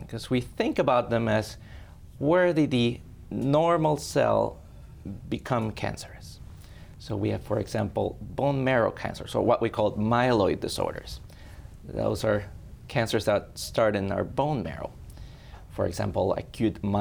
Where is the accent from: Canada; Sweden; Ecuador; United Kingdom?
Ecuador; moved away as an adult; also born or lived in Spain; now in Sioux Falls, United States; I was born and raised in Ecuador